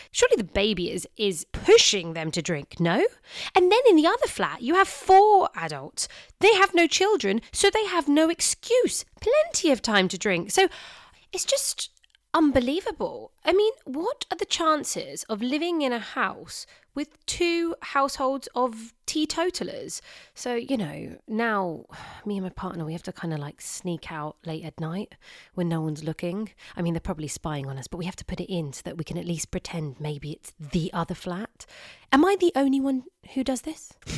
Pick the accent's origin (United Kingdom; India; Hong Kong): United Kingdom; England; I speak as an English girl